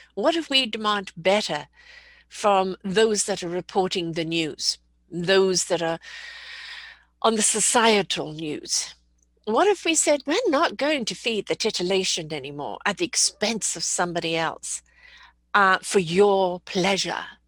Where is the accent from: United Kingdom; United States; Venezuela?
United Kingdom; I'm a British person